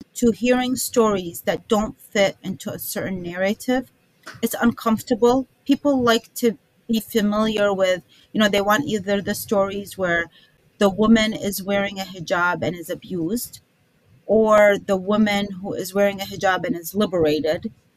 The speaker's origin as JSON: {"language": "English", "town": "Baghdad", "region": "Baghdad Governorate", "country": "Iraq", "tie": "born or raised there", "moved": "yes", "lives_now": "United States", "said": "I was born in Baghdad"}